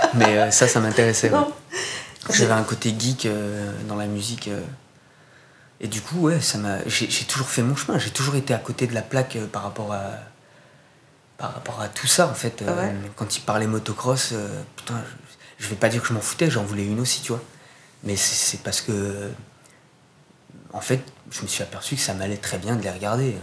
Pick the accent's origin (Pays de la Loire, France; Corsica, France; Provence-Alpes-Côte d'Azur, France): Corsica, France; quand j'étais ado, d'ailleurs en Corse